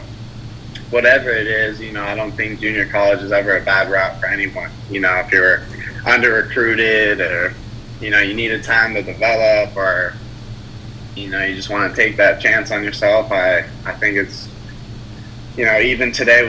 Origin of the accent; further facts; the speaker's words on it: California, United States; born there; You know, my family is from the West Coast. I was born in California. That's where we reside currently. But all through my childhood, you know, all the way up through high school, we were moving around a lot.